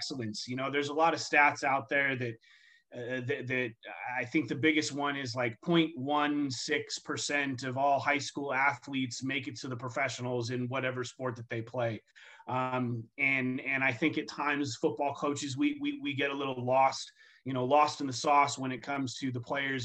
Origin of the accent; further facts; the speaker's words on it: Southern California, United States; now in Arizona, United States; growing up in Southern California